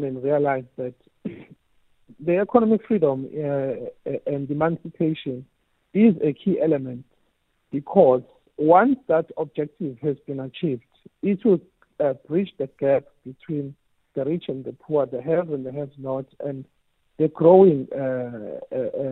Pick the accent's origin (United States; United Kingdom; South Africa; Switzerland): South Africa; as a South African